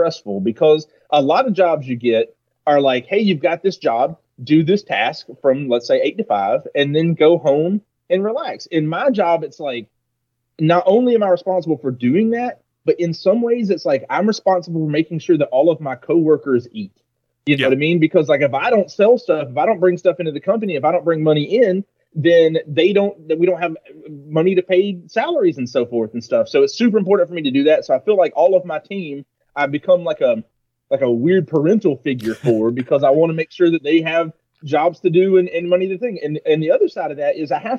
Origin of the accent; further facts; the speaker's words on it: Georgia, United States; accent: southern; I am a Georgia native. So depending on where I am in the country, my accent is thicker or lesser